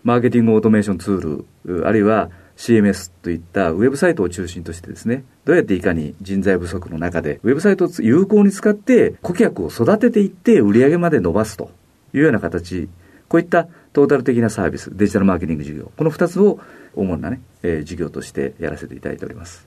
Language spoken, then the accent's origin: Japanese; Nagasu, Kumamoto, Japan; moved away; 熊本県の長洲町というですね、非常にちっちゃな町で生まれ